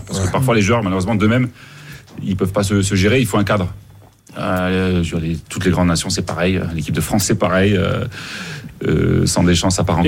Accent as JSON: {"language": "French", "country": "Mali", "said": "à Bamako, chez nous au Mali"}